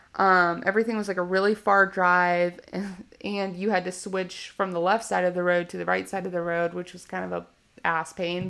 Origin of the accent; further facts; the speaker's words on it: Richmond, Virginia, United States; I was born in Richmond, Virginia